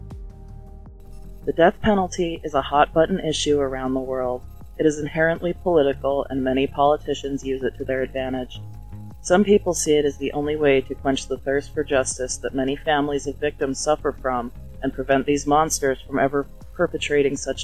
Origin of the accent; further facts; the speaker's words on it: Utah, United States; my home state of Utah